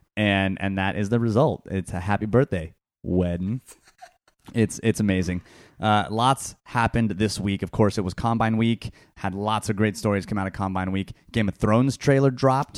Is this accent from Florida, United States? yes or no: no; California, United States; I was born and raised in California